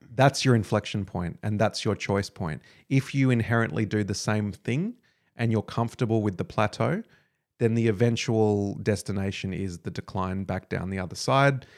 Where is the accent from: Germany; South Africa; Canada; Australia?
Australia